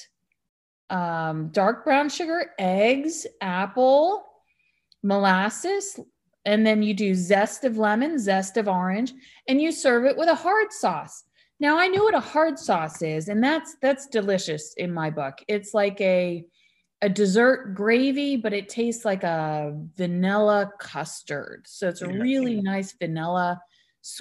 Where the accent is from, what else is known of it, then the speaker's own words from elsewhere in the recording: United States; I'm American or raised American